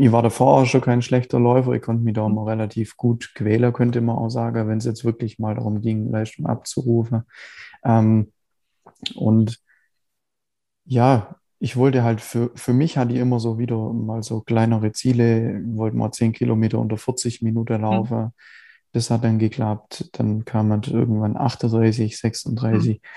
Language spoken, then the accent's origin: German; Biberach, Baden-Württemberg, Germany; Ja, ich äh, komme aus Biberach, also unterhalb von Ulm. Mhm. Ähm, wohne, also der Großteil meiner Zeit eigentlich schon immer hier